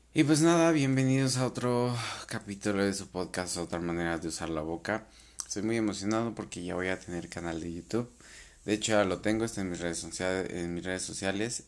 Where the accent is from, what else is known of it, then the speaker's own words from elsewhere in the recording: Mexico; tenemos la costumbre como cultura mexicana